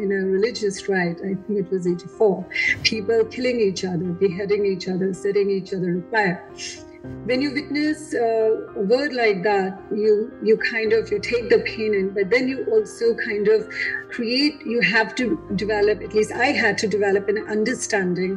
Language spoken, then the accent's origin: English; Delhi, India; moved away; I'm from Delhi